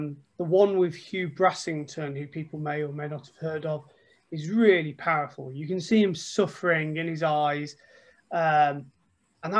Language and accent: English; Stafford, West Midlands, United Kingdom; moved away as an adult; also born or lived in south of England; I'm from Stafford